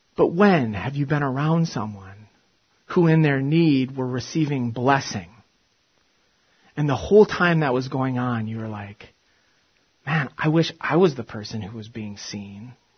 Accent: Big Ten football country, Midwest, United States; moved away; I grew up in the States and in uh, Big Ten football country

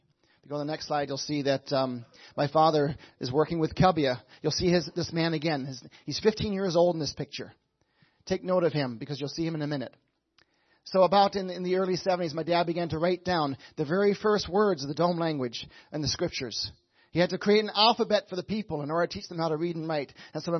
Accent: Papua New Guinea; I grew up in Papua New Guinea, like I said, a land above Australia, below Indonesia, a beautiful land. We lived in the mountains. My parents went there in 1974.

